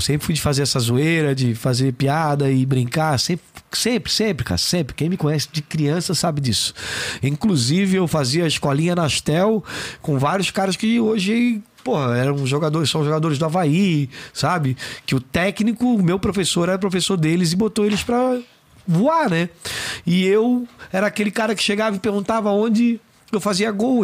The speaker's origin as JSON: {"language": "Portuguese", "town": "Florianópolis", "region": "Santa Catarina", "country": "Brazil", "tie": "born or raised there", "accent": "manezinho", "said": "Fui morar no Monte Verde, sou cria do Monte Verde"}